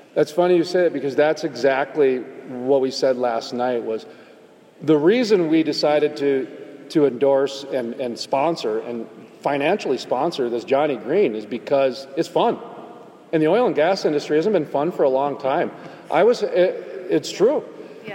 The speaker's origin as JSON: {"language": "English", "region": "North Dakota", "country": "United States", "said": "I'm from North Dakota, where the Bakken is"}